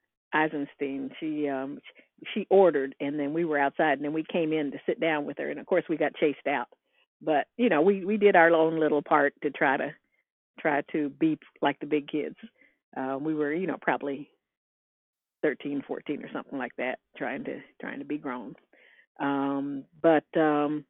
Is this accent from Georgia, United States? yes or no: yes; Atlanta, Georgia, United States; it was an exciting time to be growing up in Atlanta.